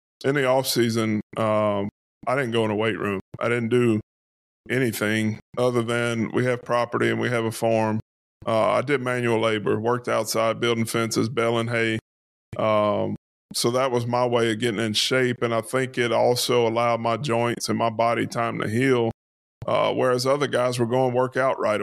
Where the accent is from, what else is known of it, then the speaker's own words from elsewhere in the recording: Louisiana, United States; being in Louisiana, growing up in Louisiana